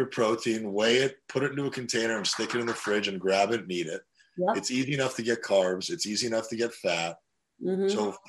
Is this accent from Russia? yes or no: yes; Russia; born there; moved away; when I was growing up, I was born in Russia and we came here in 1989, right before the collapse of communism.